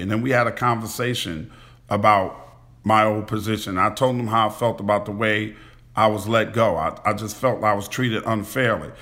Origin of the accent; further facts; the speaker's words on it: New York City, New York, United States; where I grew up at in Queens